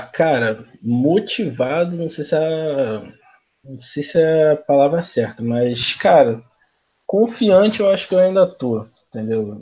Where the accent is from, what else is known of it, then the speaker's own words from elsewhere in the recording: Rio de Janeiro, Brazil; sou do Rio de Janeiro mesmo, de Jacarepaguá